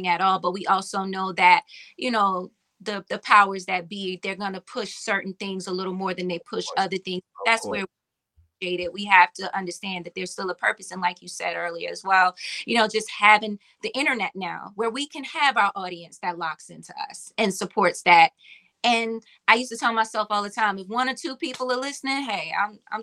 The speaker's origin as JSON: {"language": "English", "region": "Virginia", "country": "United States", "said": "I'm from Virginia"}